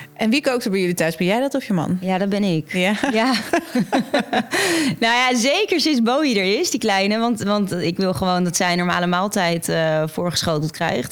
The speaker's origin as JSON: {"language": "Dutch", "country": "Netherlands", "tie": "born or raised there", "said": "In Beeldhoven."}